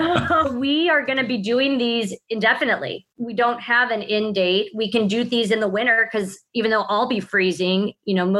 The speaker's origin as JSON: {"language": "English", "region": "California", "country": "United States", "tie": "born or raised there", "said": "growing up in California"}